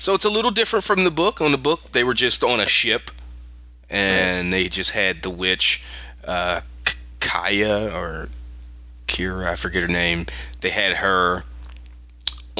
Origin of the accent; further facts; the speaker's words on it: Philadelphia, Pennsylvania, United States; moved away; I'm from Philadelphia originally